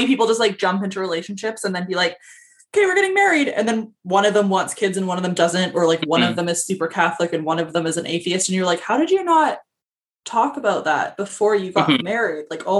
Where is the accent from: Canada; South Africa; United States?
Canada; I think it's a nice combination of BPD and being Canadian.